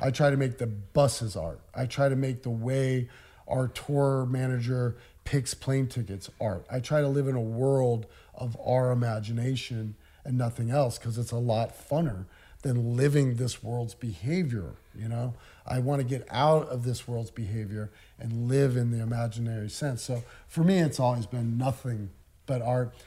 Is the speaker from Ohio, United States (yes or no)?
no; Des Moines, Iowa, United States; born or raised there